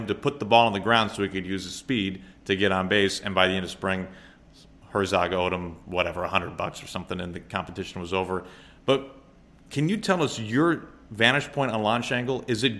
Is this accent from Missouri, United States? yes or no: yes; St. Louis, Missouri, United States; growing up in St. Louis